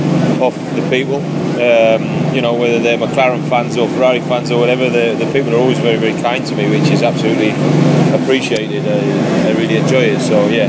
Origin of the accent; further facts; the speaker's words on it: United Kingdom; I'm British